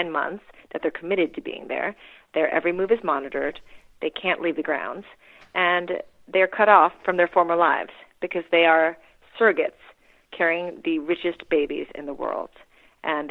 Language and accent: English; Wisconsin, United States; moved away as an adult; also born or lived in Philippines / Princeton, New Jersey / Manhattan, New York; we moved to Wisconsin when I was six in the late 1970s